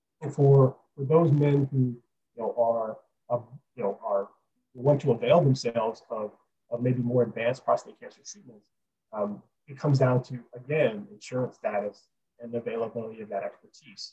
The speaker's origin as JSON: {"language": "English", "town": "Detroit", "region": "Michigan", "country": "United States", "tie": "born or raised there", "moved": "yes", "lives_now": "Pasadena, United States", "said": "I was born in Detroit and live in Pasadena"}